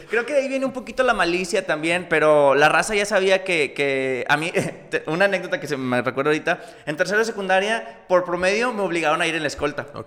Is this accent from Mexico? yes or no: yes; Múzquiz, Coahuila, Mexico; also born or lived in United States / Mexico City; yo nací en, en, en Palauco, Huila en ahí, municipio de Musquis, y pues toda la vida viviendo allá.